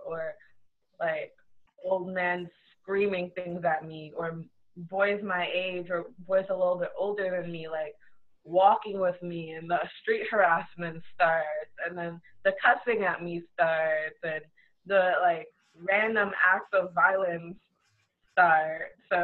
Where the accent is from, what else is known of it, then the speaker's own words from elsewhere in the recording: Trinidad & Tobago; So I'm Trinidadian, my mom's Trinidadian, my dad is Trini